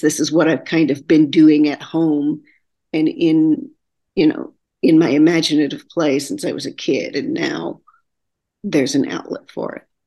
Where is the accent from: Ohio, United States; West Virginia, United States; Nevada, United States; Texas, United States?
Texas, United States; Texarkana; moved away as an adult; also born or lived in Austin, Texas; now in New York City, United States; I'm originally from Texarkana, Texas